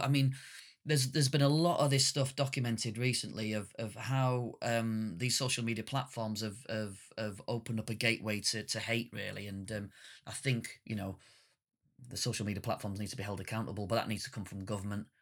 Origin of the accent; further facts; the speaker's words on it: northern Britain, the north of England, United Kingdom; being a working class northern British man